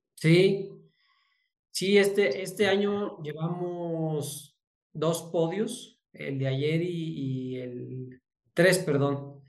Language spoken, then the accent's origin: Spanish; Zacatecas, Mexico; also born or lived in Guadalajara; yo soy de Zacatecas